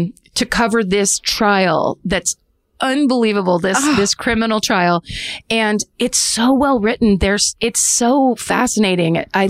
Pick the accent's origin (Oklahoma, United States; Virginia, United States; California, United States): California, United States; Petaluma; moved away